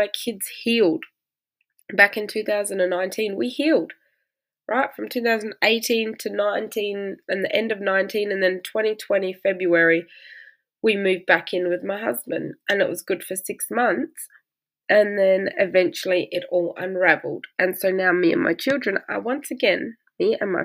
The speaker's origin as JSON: {"language": "English", "country": "Australia", "said": "I'm Australian"}